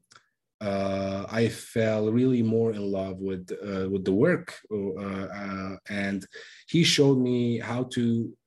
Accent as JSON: {"language": "English", "country": "Lebanon", "moved": "yes", "lives_now": "United States", "said": "I'm originally from Lebanon"}